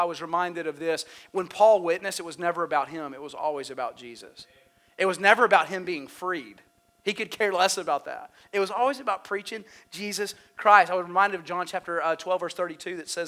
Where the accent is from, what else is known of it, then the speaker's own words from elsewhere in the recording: United States; I'm an American.